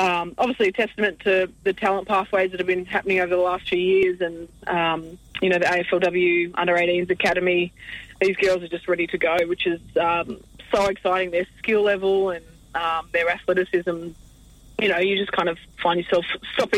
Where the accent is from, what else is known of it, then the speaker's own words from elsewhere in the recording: Australia; I'm more of a river girl growing up on the Murray